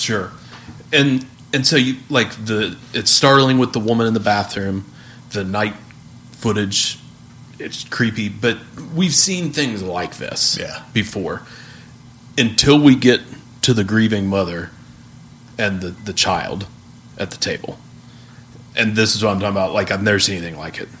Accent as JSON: {"language": "English", "country": "United States"}